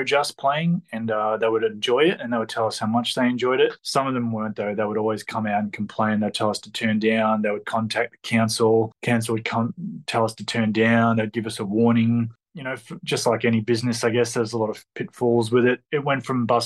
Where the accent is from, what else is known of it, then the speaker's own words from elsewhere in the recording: Melbourne, Victoria, Australia; I'm from Melbourne, Victoria.